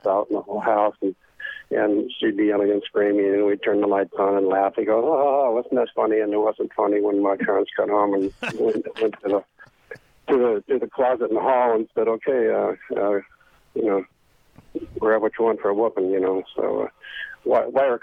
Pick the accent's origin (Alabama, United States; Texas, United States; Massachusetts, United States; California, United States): California, United States; Santa Monica; also born or lived in Long Beach, California; I was born in Los Angeles on the west side, actually Long Beach. Then we moved to Santa Monica, 1948.